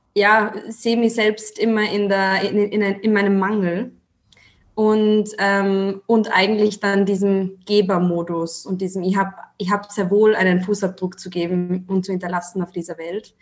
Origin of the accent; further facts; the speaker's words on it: Austria; accent: Austrian; Ich komme aus Österreich, was man vielleicht an meinem Dialekt also so ein bisschen erkennt